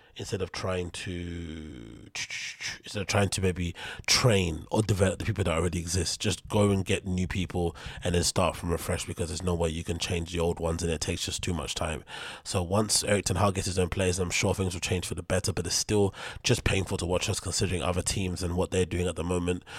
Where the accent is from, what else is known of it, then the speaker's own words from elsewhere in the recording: United Kingdom; I'm British